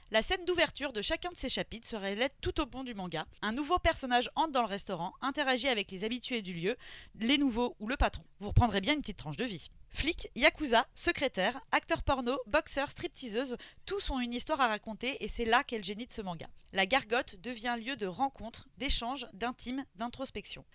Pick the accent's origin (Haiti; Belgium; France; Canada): France; moi ça me semble complètement fou en tant que française